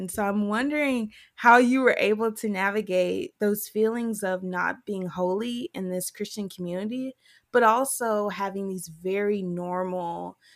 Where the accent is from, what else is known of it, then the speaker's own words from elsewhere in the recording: the Bible Belt, United States; which I definitely felt as a teen growing up in the Bible Belt.